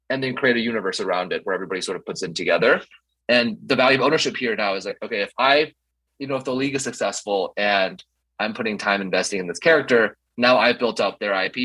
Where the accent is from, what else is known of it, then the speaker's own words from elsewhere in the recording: Minnesota, United States; I'm from Minnesota.